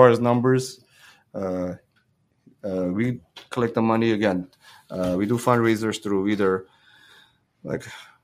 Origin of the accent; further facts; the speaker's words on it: Hrazdan, Kotayk, Armenia; moved away; I was born in Razdan. I go back to Razdan, I feel like I'm home there